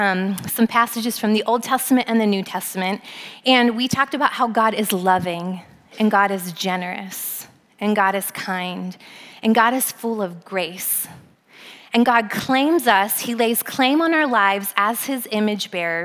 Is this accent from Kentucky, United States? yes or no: no; Pennsylvania, United States; moved away as an adult; also born or lived in Southern California; now in South Bend, United States; I'm an East Coast girl, I grew up in Pennsylvania.